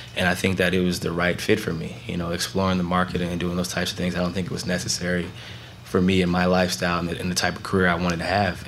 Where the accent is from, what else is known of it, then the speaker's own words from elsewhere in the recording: Canton, Ohio, United States; moved away as an adult; now in Portland, United States; growing up in Canton, Ohio